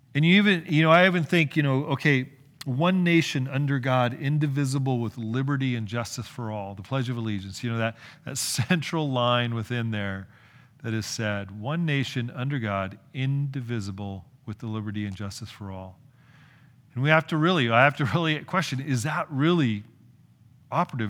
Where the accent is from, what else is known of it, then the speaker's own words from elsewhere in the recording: California, United States; I'm from California